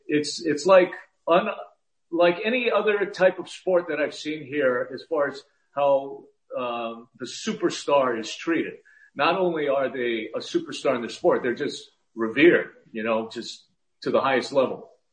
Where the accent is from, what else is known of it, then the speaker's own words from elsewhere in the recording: Hawaii, United States; now in Los Angeles, United States; I grew up in Hawaii. My family moved from Los Angeles to Hawaii when I was just a little boy